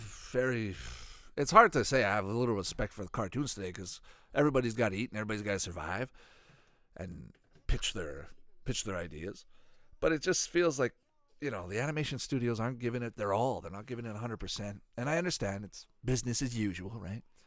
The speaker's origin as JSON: {"language": "English", "country": "Canada", "tie": "born or raised there", "said": "growing up in Canada"}